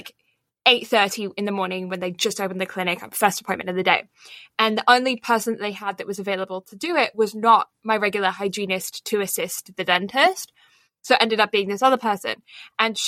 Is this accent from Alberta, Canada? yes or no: yes; Alberta, Canada; moved away as an adult; now in Toronto, Canada; I'm back in my hometown